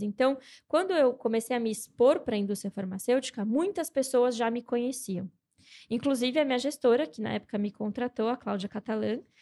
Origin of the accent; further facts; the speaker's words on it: São Paulo, Brazil; eu sou nascida e criada em São Paulo, Zona Norte, muita treta, tretíssima